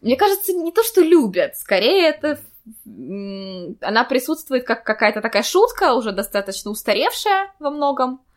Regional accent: Saint Petersburg, Russia; moved away as an adult; now in Kraków, Poland; я родилась и выросла в Петербурге

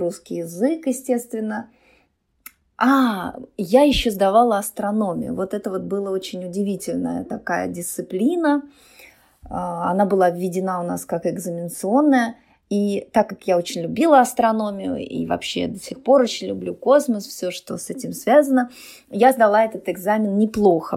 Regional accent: Yakutia, Sakha Republic, Russia; also born or lived in Chigda, near Aldan; Я родилась в Якутии. А, школа была достаточно далеко от нас, и приходилось ну, очень рано вставать, идти пешком, потому что мороз

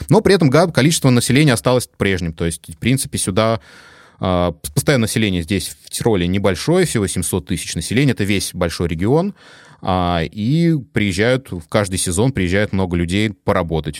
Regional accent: Moscow Oblast, Russia; moved away as an adult; now in Tyrol, Austria; Я да, из Подмосковья, из ближайшего

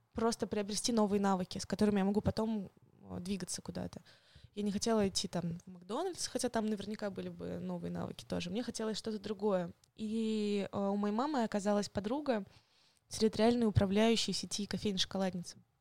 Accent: Moscow, Russia; also born or lived in Kaliningrad / Yekaterinburg; То есть выросла я уже в Москве, и в школу ходила я тоже в Москве

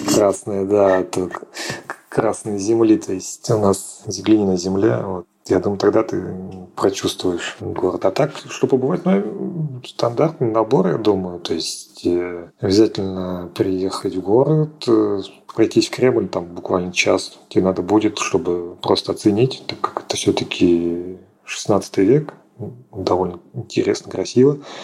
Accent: Oranzhereinoye, Astrakhan Oblast, Russia; also born or lived in Moscow; мое родное село Оранжерейное

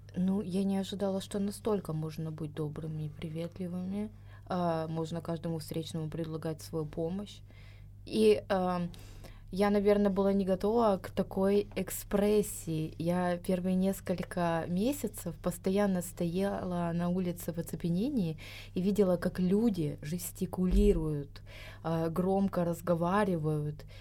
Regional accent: a stanitsa in Krasnodar Krai, Russia; moved away as an adult; now in Georgia; родилась в Станице в Краснодарском крае

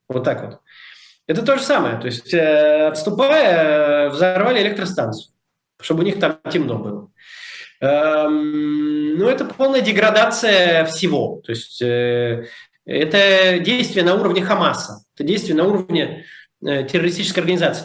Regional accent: Moscow, Russia; moved away; я всегда говорю, что я из Москвы

